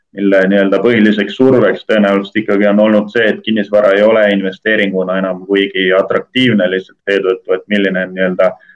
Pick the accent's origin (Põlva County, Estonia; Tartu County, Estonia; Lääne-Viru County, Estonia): Lääne-Viru County, Estonia; Rakvere; Rakvere linnas Lääne-Virumaal, kust ma ise olen pärit